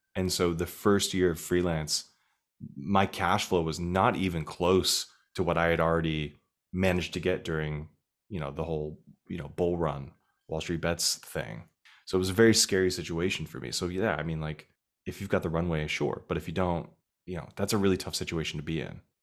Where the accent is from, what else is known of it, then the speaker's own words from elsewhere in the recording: Arizona, United States; moved away as an adult; now in New York City, United States; I'm from Arizona